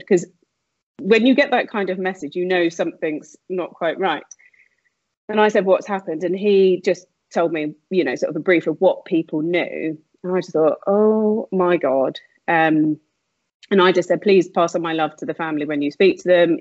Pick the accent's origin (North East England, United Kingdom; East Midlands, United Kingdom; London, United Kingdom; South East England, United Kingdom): South East England, United Kingdom; Slough; I grew up, um, I like to say Windsor, but it was actually sunny Slough.